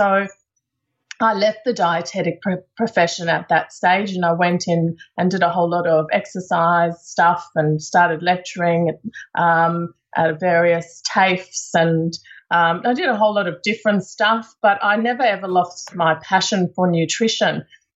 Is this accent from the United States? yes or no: no; South Africa; accent: South African; So you might hear a little bit in my accent that I grew up in South Africa.